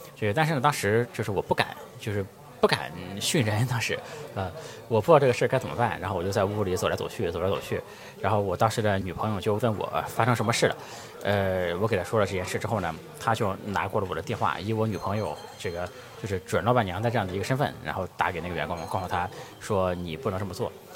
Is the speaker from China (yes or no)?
yes; Jinan, Shandong, China; 我出生在山东济南，我们家呢，在城市里面，绝对算是很穷的